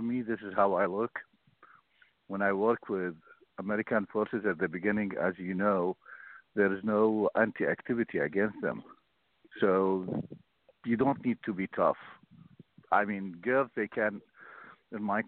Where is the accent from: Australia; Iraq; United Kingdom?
Iraq; Mosul, Nineveh; English is a second language; moved away as an adult; now in United States; Born and raised in Mosul